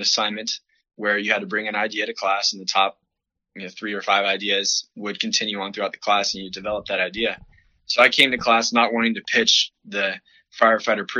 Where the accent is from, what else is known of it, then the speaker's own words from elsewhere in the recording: Florida, United States; also born or lived in Washington State; I was born in Washington State. I moved to Florida at a very young age. Grew up there for the rest of my life so far to this point